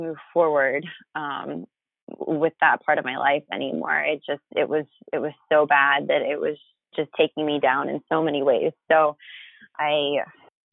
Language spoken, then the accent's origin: English; Florida, United States; moved away as an adult; also born or lived in Philadelphia, Pennsylvania; now in San Diego, United States; I'm from Florida originally